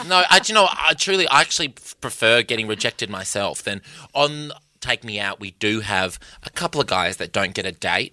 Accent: Perth, Western Australia, Australia; I'm from Perth

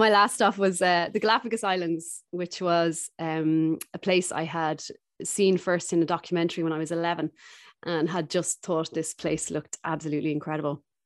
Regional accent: Dublin, Leinster, Ireland; moved away as an adult; also born or lived in South America; I'm from Dublin originally

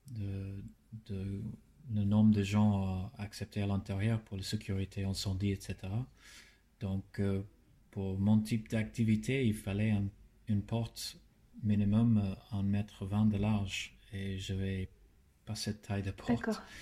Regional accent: Darwin, Northern Territory, Australia; born or raised there; French is a second language; moved away as an adult; also born or lived in Melbourne; now in Paris, France

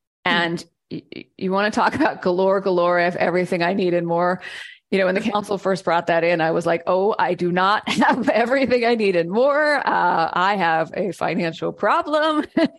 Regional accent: Seattle, Washington, United States; moved away; And I was from Seattle.

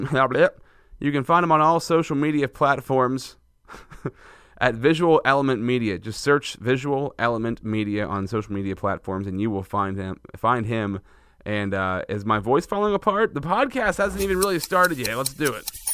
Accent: central Pennsylvania, United States; I like to feature local business in central Pennsylvania. That's where I'm from

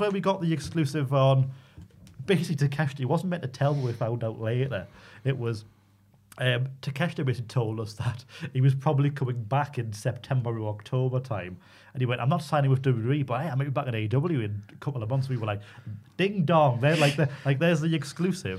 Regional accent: Newcastle upon Tyne, North East England, United Kingdom; accent: Geordie; quite as Geordie as me from New Biggin Hall

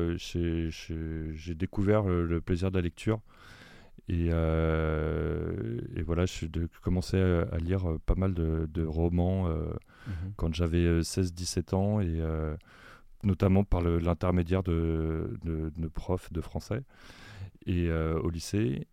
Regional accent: Paris, Île-de-France, France; moi-même, je suis parisien, même si voilà, j'ai des, racines provinciales.

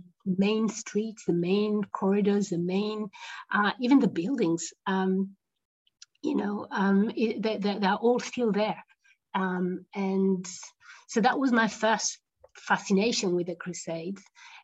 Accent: Jerusalem, Jerusalem District, Israel; We lived in Jerusalem. I grew up in West Jerusalem

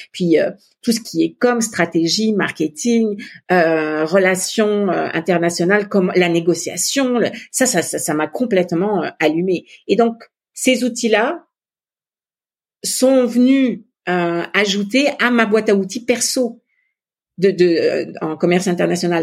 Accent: Montpellier, Occitania, France; moved away as an adult; also born or lived in Netherlands / Italy / Paris; now in Quebec, Canada; Mon mari est de Nîmes et moi je suis plutôt de Montpellier.

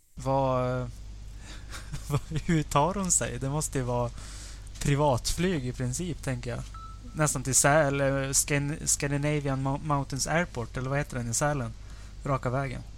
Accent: Sweden; som svensk

